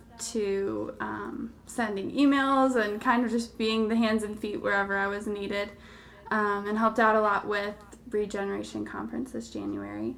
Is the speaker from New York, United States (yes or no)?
no; Chicago, Illinois, United States; also born or lived in Cleveland / Orlando; now in Atlanta, United States; I'm from Atlanta now. Grew up in Chicago and bounced around to Cleveland and Orlando, and now this is home